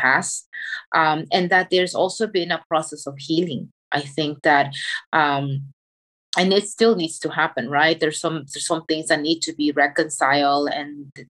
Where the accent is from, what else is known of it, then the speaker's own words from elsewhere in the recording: El Salvador; moved away; my experience growing up in El Salvador